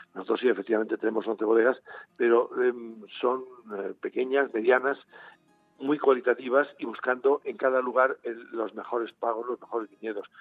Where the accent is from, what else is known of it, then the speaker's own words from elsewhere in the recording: Spain; como español